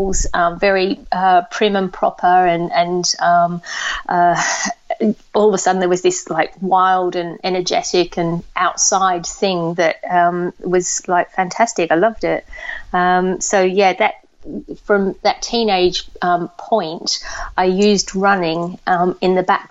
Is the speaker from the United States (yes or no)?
no; Australia; moved away; I grew up in Australia